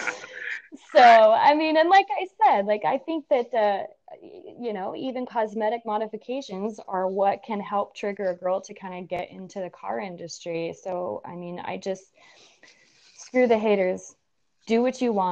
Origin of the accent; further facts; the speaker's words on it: United States; moved away as an adult; also born or lived in Reno; now in Vermont, United States; I'm originally from Lake Tahoe.